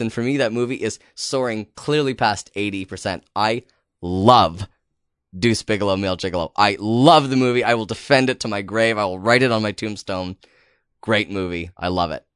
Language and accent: English; Canada; as a Canadian